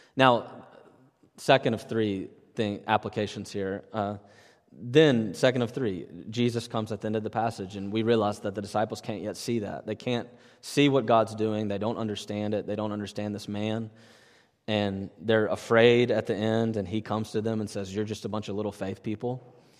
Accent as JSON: {"language": "English", "town": "Natchez", "region": "Mississippi", "country": "United States", "tie": "born or raised there", "moved": "yes", "said": "I grew up in a little town, Natchez, Mississippi, right on the Louisiana-Mississippi border."}